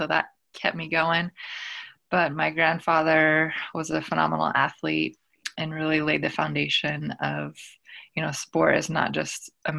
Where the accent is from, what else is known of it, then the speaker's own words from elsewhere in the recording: Northern California, United States; I am a Choctaw woman from the Choctaw Nation of Oklahoma, but I did not grow up in my community. I grew up in Northern California. My grandparents came over from Oklahoma in the 40s. And so I was really raised near the Yurok and Maidu communities in Northern California.